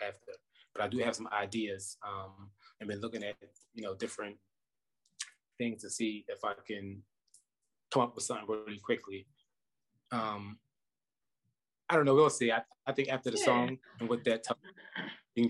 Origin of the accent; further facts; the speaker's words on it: Philadelphia, Pennsylvania, United States; now in Las Vegas, United States; I'm from Philadelphia, Pennsylvania. Philly.